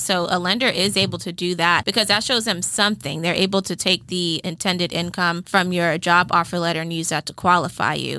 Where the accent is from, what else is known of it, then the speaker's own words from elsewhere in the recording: South Fulton, Georgia, United States; I grew up in South Fulton